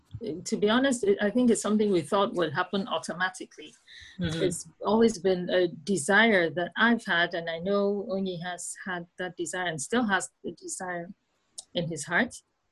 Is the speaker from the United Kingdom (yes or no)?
no; Nigeria; moved away as an adult; now in Netherlands; I live in the Netherlands. I'm from Nigeria originally, and I moved to the Netherlands in 2016. Okay. So I'm 41